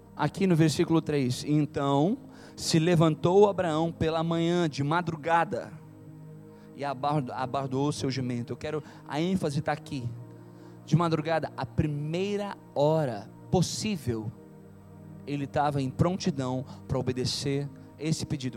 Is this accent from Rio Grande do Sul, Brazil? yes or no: yes; Tramandaí, Rio Grande do Sul, Brazil; moved away as an adult; also born or lived in Rio de Janeiro; now in São Paulo, Brazil; eu sou daqui de Tramandaí, né? Daqui do litoral gaúcho.